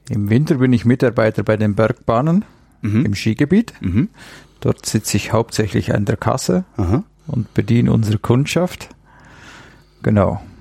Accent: Bad Oberdorf, Bavaria, Germany; Ich stamme aus Bad Oberdorf. Das ist ein Ortsteil von Bad Hindelang.

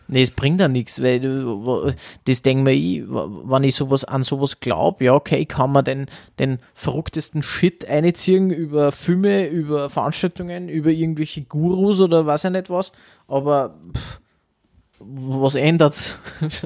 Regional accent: Austria; bei uns in Österreich

